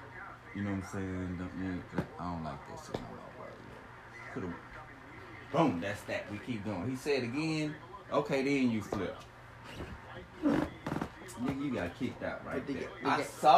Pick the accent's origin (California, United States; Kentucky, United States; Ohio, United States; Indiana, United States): Ohio, United States; Growing up in Ohio, thinking white is right and this.